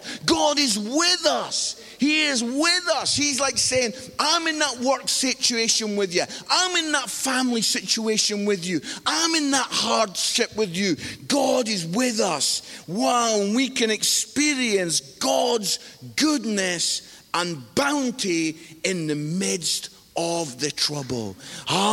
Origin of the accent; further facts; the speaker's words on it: Scotland, United Kingdom; now in England; I'm living in England. I'm married to an English lady. My kids were born in England. But I am Scottish.